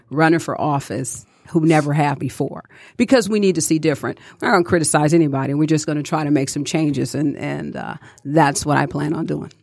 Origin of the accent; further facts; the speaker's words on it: Detroit, Michigan, United States; growing up in Detroit, I watched my grandmother